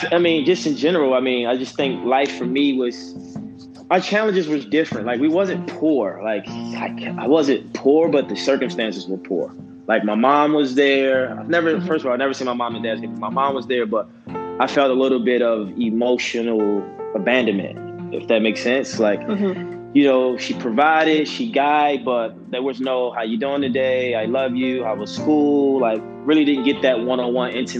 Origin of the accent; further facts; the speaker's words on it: Baltimore, Maryland, United States; I'm from Baltimore, but from Baltimore, Maryland. Born and raised.